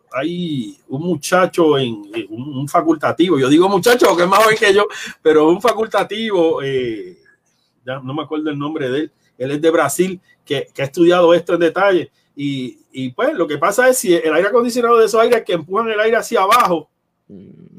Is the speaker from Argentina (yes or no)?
no; Ponce, Puerto Rico; yo soy de Ponce y trabajo en San Juan